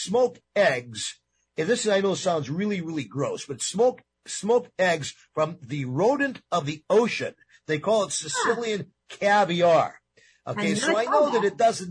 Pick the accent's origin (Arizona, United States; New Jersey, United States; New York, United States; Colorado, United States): New York, United States; moved away; I grew up in New York